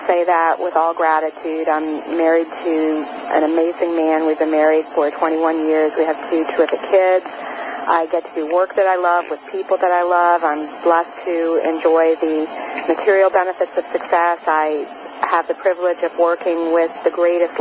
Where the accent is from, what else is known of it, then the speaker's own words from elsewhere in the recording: New Orleans, Louisiana, United States; I grew up in New Orleans, Louisiana